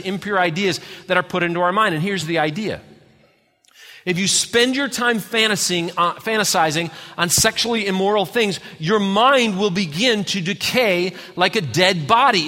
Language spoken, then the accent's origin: English; Redford, Michigan, United States; my little tiny house I grew up in outside of Detroit, Michigan, in a little town called Redford